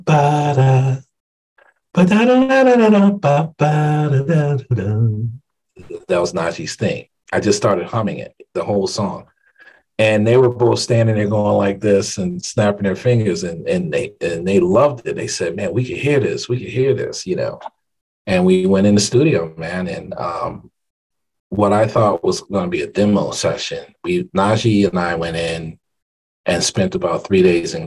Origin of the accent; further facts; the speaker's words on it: Hartford, Connecticut, United States; Hartford, Connecticut, my hometown